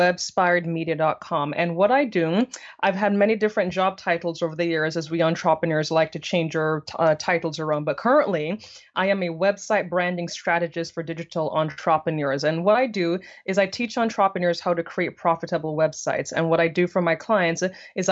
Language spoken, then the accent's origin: English; Jamaica; moved away as an adult; now in United States; originally born and raised in Jamaica.